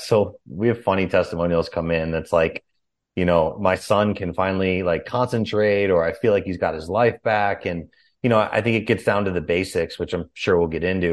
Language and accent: English; Chicago, Illinois, United States; also born or lived in California; now in Austin, United States; was born and raised in Chicago